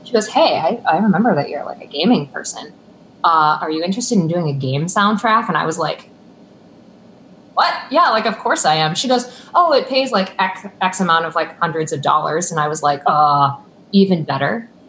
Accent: Buffalo, New York, United States; now in Boston, United States; From Buffalo.

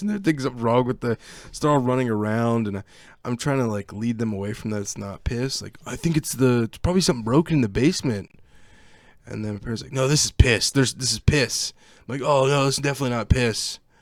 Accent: Virginia, United States; also born or lived in Canton (outskirts); when I was about ten, I moved to Virginia from Canton, right on the outskirts of Canton

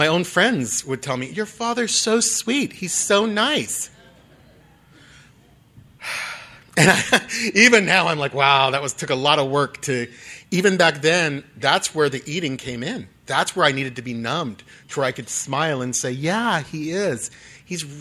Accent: Dublin, California, United States; moved away as an adult; now in Los Angeles, United States; I grew up in Dublin, just down the road here, a few hours away. And so I'm a Northern California person at heart.

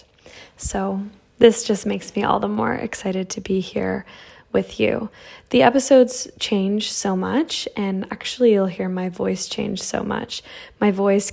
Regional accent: Toronto, Ontario, Canada; moved away as an adult; also born or lived in Ukraine; I grew up in Canada. And I loved it. I grew up in Toronto

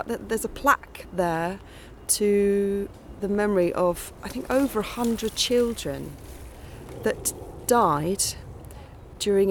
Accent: London, United Kingdom; I was born in there, born at Balham. But yes, we lived for a while in Tooting Beck, further up that way. And when I was about five, we moved to Tooting Broadway.

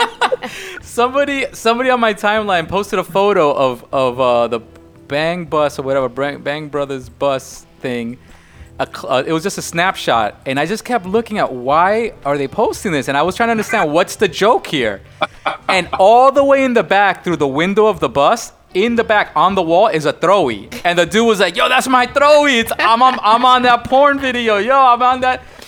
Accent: New York, United States; me and Greed, we're from New York

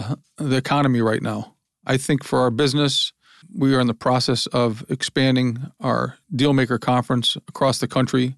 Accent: Lorain, Ohio, United States; born there; I was born in Lorain, Ohio, industrial town.

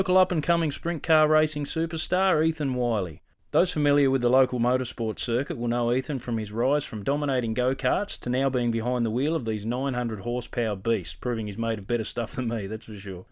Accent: Latrobe, Tasmania, Australia; I grew up over in Latrobe

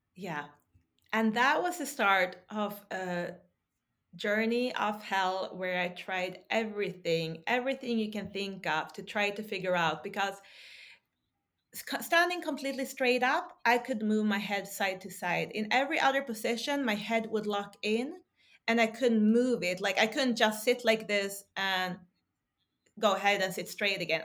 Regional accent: Sweden; also born or lived in Texas; now in Norway; I grew up in Sweden

